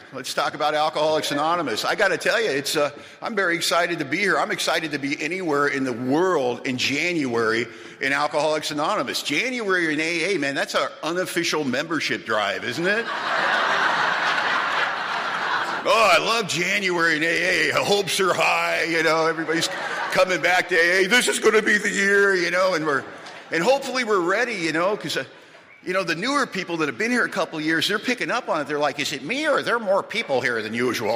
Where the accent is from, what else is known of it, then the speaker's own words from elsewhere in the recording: Los Angeles, California, United States; moved away as an adult; now in Bellingham, United States; we're from Los Angeles originally